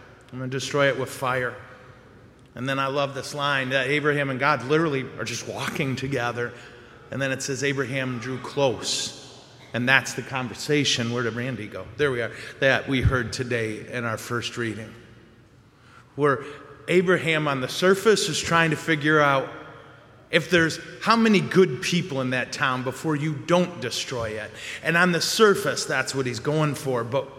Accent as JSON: {"language": "English", "town": "Montrose", "region": "Colorado", "country": "United States", "said": "if I do the math right, and I'm from Montrose, so it's suspect"}